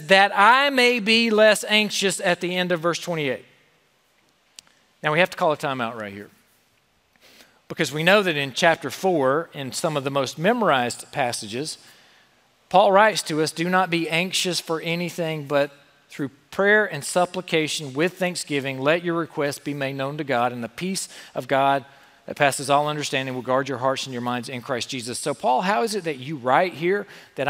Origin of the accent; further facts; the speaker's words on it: South Carolina, United States; I grew up in South Carolina